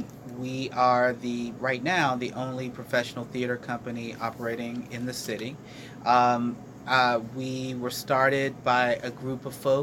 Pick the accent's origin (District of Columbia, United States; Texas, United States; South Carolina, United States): District of Columbia, United States; Washington; moved away as an adult; also born or lived in Los Angeles, California; now in Trenton, United States; I'm from Washington, D.C., but I spent 14 years in Los Angeles, California, where I went to college